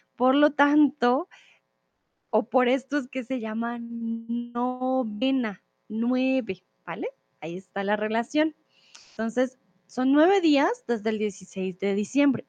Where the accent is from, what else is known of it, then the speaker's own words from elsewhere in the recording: Colombia; soy de Colombia